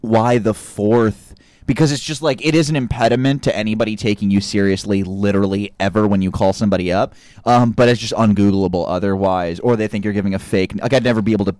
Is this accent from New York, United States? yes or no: yes; New York, United States; 212. I'm a New York native.